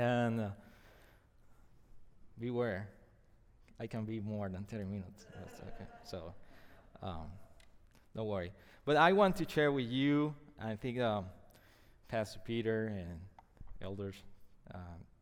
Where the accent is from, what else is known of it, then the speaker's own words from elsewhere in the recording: Puerto Rico; first language Spanish; English is a second language; my first language is not English, it's Spanish.